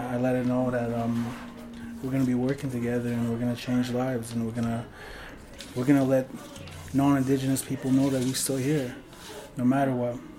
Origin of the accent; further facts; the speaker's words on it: Paul First Nation, Alberta, Canada; I'm from Paul's First Nation, uh, Treaty 6 territory.